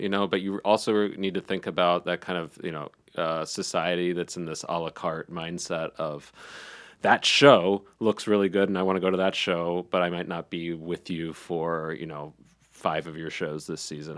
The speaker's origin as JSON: {"language": "English", "town": "Charlotte", "region": "North Carolina", "country": "United States", "tie": "born or raised there", "also_born_or_lived": "Davidson", "said": "I grew up in South Charlotte"}